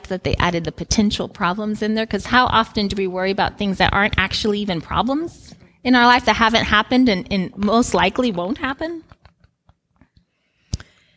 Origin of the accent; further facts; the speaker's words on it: Guinea; moved away; I grew up in Guinea, West Africa, in extreme poverty